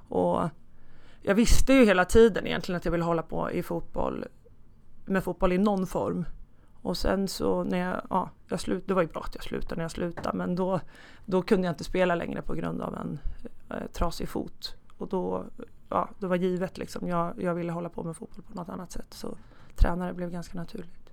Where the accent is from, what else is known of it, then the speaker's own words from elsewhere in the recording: Hallsberg, Örebro County, Sweden; började som fotbollsspelare i Hallsbergs bollklubb där jag ja, det är min födelseort. Där jag bodde också tills jag var 19 år